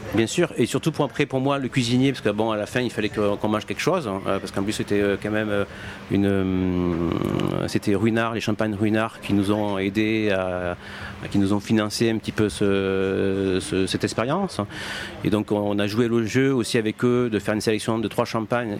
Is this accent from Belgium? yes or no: no; Martigues, Provence-Alpes-Côte d'Azur, France; je suis pas de Marseille, hein, je suis de Martigues, donc petite ville de province